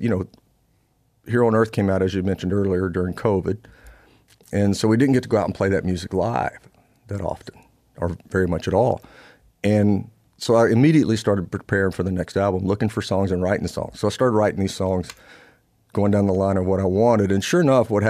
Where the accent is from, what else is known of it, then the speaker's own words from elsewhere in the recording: Louisiana, United States; I'm from Louisiana